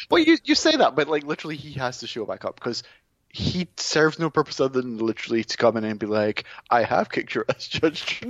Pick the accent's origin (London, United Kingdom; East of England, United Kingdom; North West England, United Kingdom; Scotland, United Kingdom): Scotland, United Kingdom; being Scottish